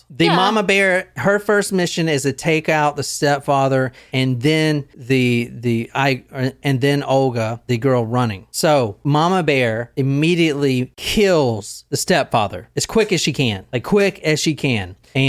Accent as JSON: {"language": "English", "region": "Southern United States", "country": "United States", "said": "Okay, so I'm from the South, and you call your mama first before you call your wife."}